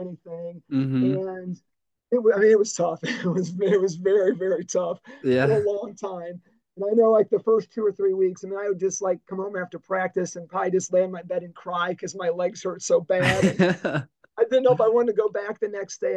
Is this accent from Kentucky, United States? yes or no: no; Dyer, Indiana, United States; So I grew up in Dyer on the north side of the Lake Central kind of boundary lines, and went to a small parochial Lutheran grade school in Munster